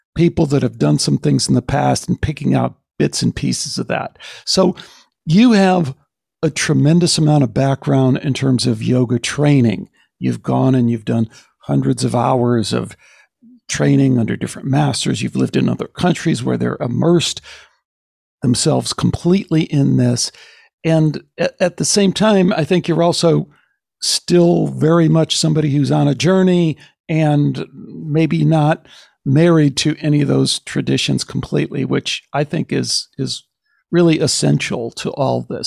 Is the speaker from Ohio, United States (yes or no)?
no; outside of Chicago, Illinois, United States; growing up outside of Chicago